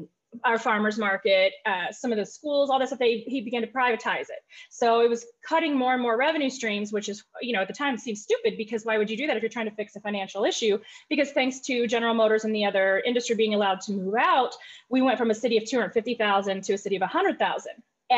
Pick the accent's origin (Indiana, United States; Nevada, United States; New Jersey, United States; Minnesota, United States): Indiana, United States; also born or lived in Tennessee; now in Flint, United States; from Tennessee, actually, a little tiny itty bitty town close to West Virginia. I spent most of my life growing up in Southern Indiana